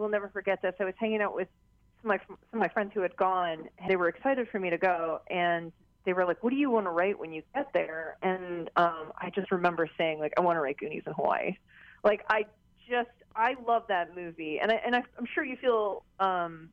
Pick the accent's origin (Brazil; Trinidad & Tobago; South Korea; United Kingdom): South Korea; now in United States; I grew up in Korea, so I got very much my Korean culture